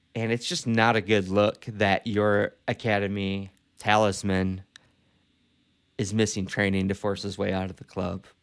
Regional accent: Detroit, Michigan, United States; my hometown of Detroit

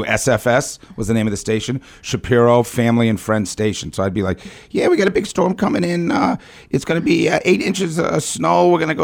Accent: Boston, Massachusetts, United States; now in Atlanta, United States; So I was born in Boston, Massachusetts, one of the great sports towns in America.

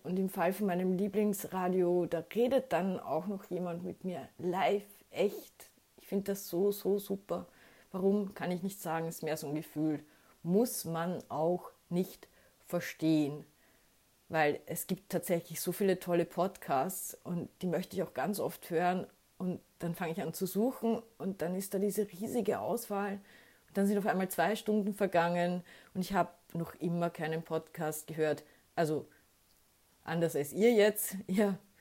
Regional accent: Austria; ich bin als Österreicherin

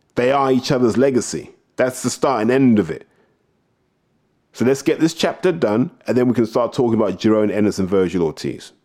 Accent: Southeast, South East England, United Kingdom; moved away; I'm gonna try and go back home to watch the Southeast finals. So I'm gonna go and cheer on the guys at Black Belize Boxing Club, you know, my hometown club

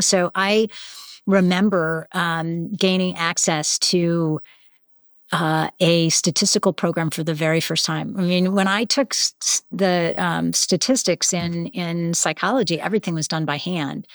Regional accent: Western Springs, Illinois, United States; now in Boston, United States; I'm originally from Chicago. I grew up in one of the small suburbs outside of Chicago

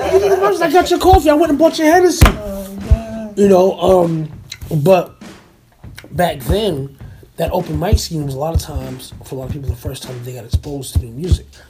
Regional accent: New Jersey, United States; growing up in Jersey and being a music nerd in general

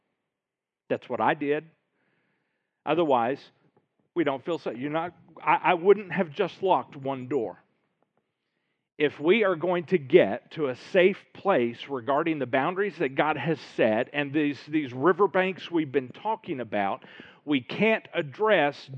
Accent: Little Rock, Arkansas, United States; I grew up in Little Rock

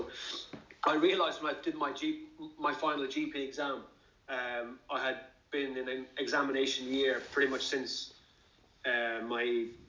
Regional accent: Ireland; moved away as an adult; now in Bristol, United Kingdom; I work in the NHS and I'm based in Bristol. I moved over from Ireland in 2006 to go to medical school.

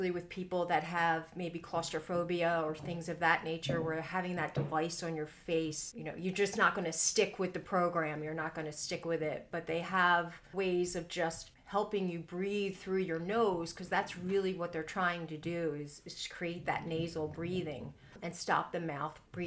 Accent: Philadelphia, Pennsylvania, United States; I'm from Philly

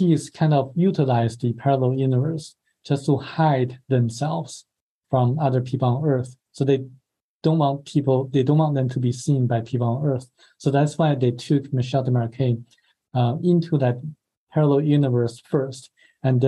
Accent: China; moved away; my home country, China

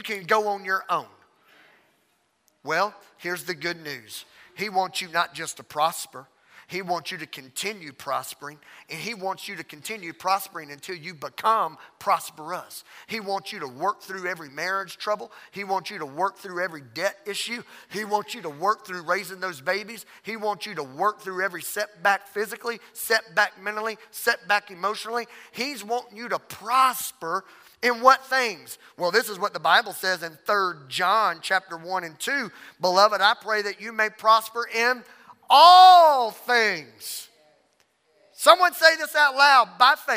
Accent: Louisiana, United States; I'm from Louisiana.

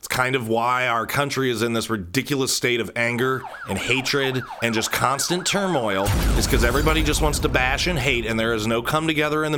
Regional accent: Cincinnati, Ohio, United States; now in Columbus, United States; I grew up in Cincinnati. I'm supposed to hate you. Probably have similar feelings toward, you know, my upbringing home, even though now I'm in Columbus, and I have been since I was like 13

